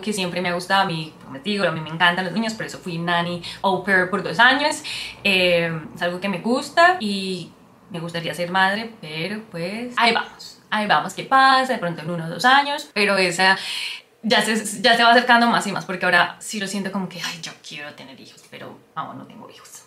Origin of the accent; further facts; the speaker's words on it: Colombia; first language Spanish; moved away as an adult; also born or lived in San Francisco, United States; now in Australia; soy colombiana, eh, pero vivo en Australia ya hace 5 años